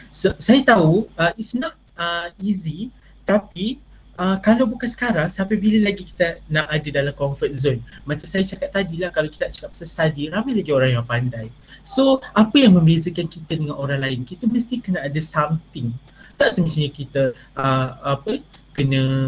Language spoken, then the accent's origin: Malay; Malaysia; anak Malaysia yang sangat patriotik